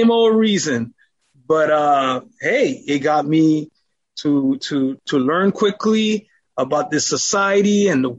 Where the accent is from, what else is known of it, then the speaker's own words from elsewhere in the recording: Montreal, Quebec, Canada; now in Ottawa, Canada; Grew up in church, in a Seventh-day Adventist church in Montreal.